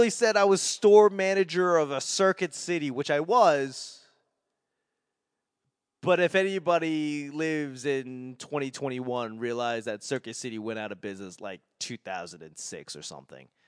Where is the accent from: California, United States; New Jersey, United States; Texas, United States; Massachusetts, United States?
Massachusetts, United States; Boston; accent: Boston; I have to remember Nevada is not the way I want to say it because that's so Boston.